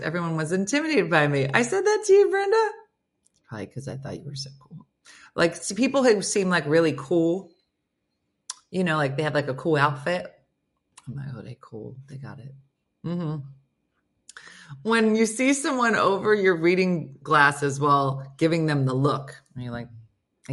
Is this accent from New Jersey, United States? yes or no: yes; New Jersey, United States; I'm from New Jersey